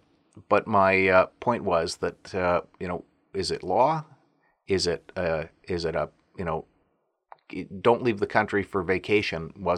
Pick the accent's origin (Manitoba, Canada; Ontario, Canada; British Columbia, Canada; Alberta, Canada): Alberta, Canada; I'm from Alberta.